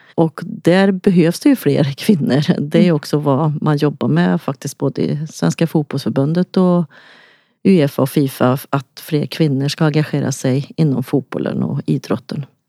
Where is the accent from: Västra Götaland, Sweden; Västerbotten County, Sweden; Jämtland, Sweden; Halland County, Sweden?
Västra Götaland, Sweden; Lidköping; accent: Västgötska; jag kommer från Lidköping, så att, eh, det hörs antagligen att jag har någon sorts dialekt